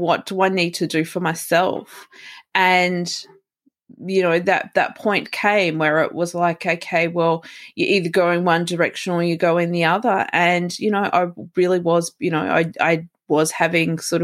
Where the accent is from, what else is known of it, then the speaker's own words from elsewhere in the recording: Melbourne, Victoria, Australia; I'm from Melbourne, Australia.